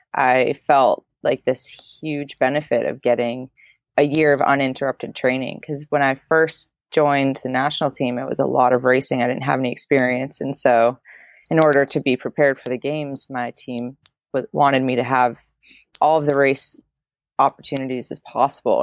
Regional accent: Maine, United States; now in Montana, United States; I'm originally from the Maine area, which is the very northeastern part of the states, and I'm chatting with you from Montana

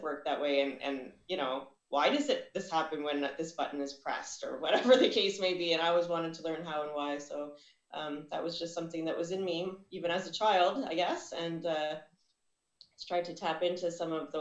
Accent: Ottawa, Ontario, Canada; now in Burlington, Canada; I was born and raised in Ottawa, Ontario

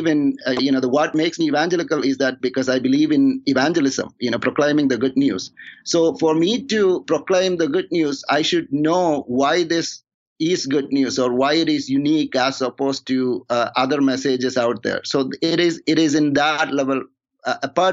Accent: India; moved away; also born or lived in Toronto; I'm from India

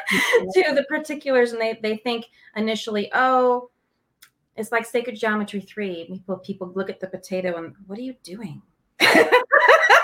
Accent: Los Angeles, California, United States; I'm from Los Angeles, and so I naturally have a canter, talk really fast

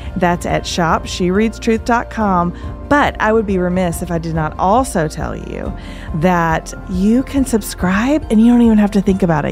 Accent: Tennessee, United States; We are from Tennessee

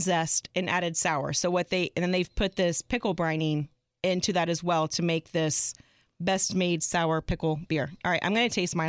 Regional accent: Arlington, Texas, United States; moved away; I'm originally from Arlington, Texas.

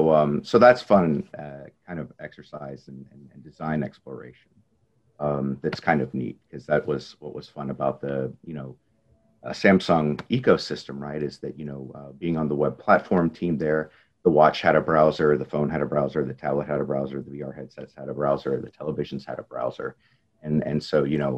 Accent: Texas, United States; I'm natively from Texas

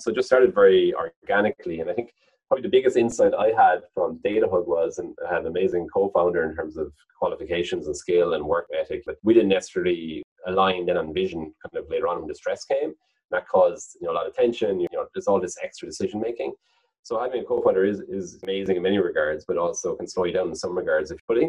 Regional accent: Cork, Munster, Ireland; But if you're from Cork, you think it's pretty, you know, it's the biggest county, biggest state in Ireland.

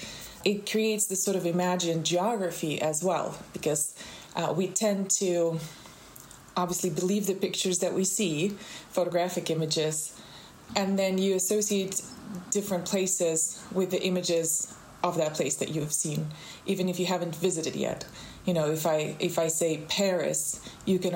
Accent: Moscow, Russia; now in Miami, United States; I grew up in Russia. I grew up in Moscow.

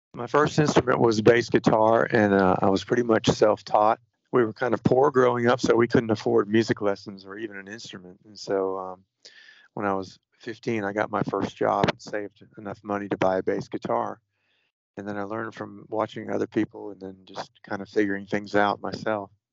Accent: Florida, United States; A friend of mine that I grew up with in Florida

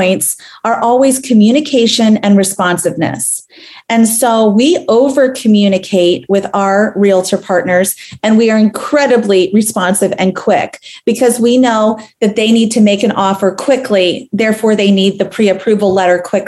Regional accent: Tampa, Florida, United States; now in Charlotte, United States; my hometown of Tampa Bay

